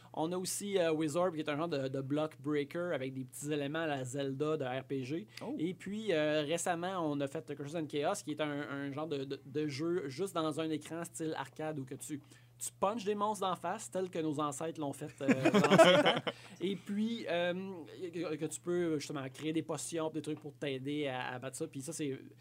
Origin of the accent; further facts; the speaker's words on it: La Sarre, Quebec, Canada; J'ai grandi à Lassar, en Abitibi-Ouest